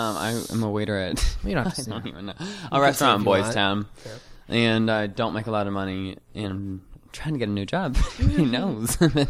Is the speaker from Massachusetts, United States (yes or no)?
yes; Wrentham, Massachusetts, United States; moved away as an adult; now in Chicago, United States; I'm from a suburb of Boston, Massachusetts, called Wrentham.